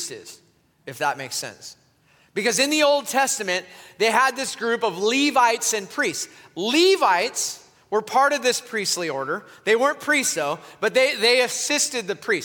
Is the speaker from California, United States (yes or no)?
yes; Southern California, United States; I come from Southern California, where meat grows in supermarkets